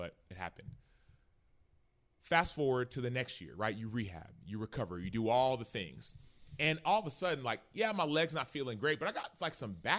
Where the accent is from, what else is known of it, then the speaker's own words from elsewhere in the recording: Dallas, Texas, United States; Even the Cowboys faithful. I grew up in Dallas, right?